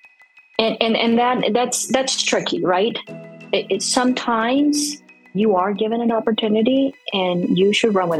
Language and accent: English; Bogotá, Colombia; first language Spanish; English is a second language; moved away as an adult; also born or lived in New Orleans, United States; now in United States; I was born and raised in Bogota. So my first language is Spanish.